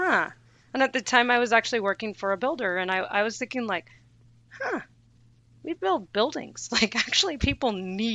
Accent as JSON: {"language": "English", "area": "Bay Area", "region": "California", "country": "United States", "tie": "born or raised there", "said": "I grew up in the Bay Area"}